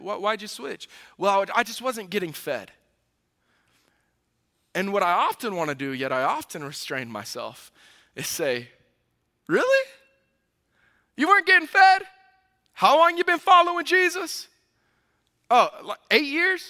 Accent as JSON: {"language": "English", "region": "the South", "country": "United States", "tie": "born or raised there", "moved": "yes", "lives_now": "Midwest, United States", "said": "I grew up in the South"}